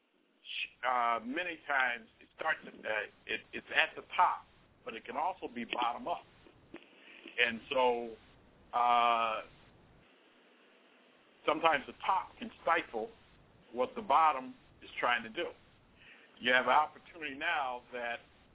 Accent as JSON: {"language": "English", "town": "Cleveland", "region": "Ohio", "country": "United States", "tie": "born or raised there", "moved": "yes", "lives_now": "Chicago, United States"}